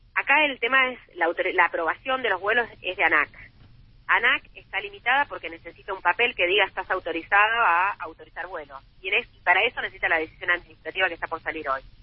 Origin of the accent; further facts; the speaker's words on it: Santa Fe, Argentina; yo soy de Santa Fe, yo no soy de Temperley